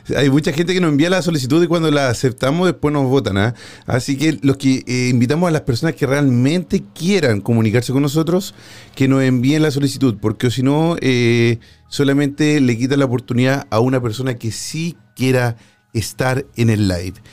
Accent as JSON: {"language": "Spanish", "country": "Chile", "said": "en mi país, en Chile"}